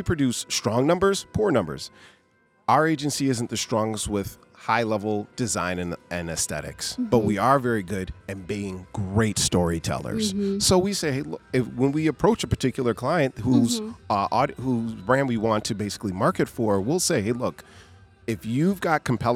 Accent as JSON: {"language": "English", "region": "Western New York", "country": "United States", "said": "I'm from Western New York"}